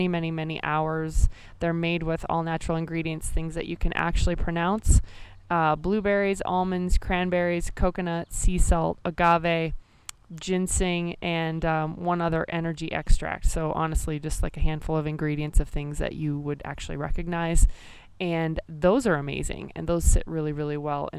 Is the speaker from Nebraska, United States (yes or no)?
yes; Nebraska, United States; moved away; reconnect with a bunch of folks from my home state